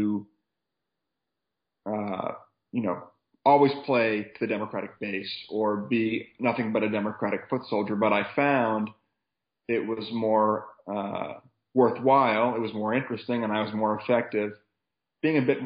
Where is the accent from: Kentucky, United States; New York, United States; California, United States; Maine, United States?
Maine, United States; Waterville; I grew up in Waterville, Maine